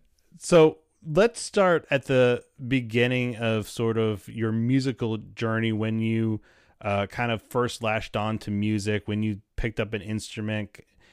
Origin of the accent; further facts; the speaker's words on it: within 45 minutes of Boston, New England, United States; also born or lived in New Hampshire; now in Connecticut, United States; So I grew up in New England, like Massachusetts, New Hampshire.